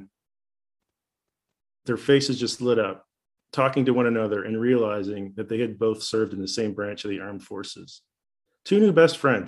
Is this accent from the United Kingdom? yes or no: no; Canada; moved away as an adult; also born or lived in Paraguay; now in United States; I was from Canada